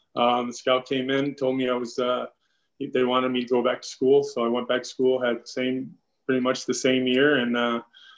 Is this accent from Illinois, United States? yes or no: yes; Chicago, Illinois, United States; I'm actually, you know, from Chicago originally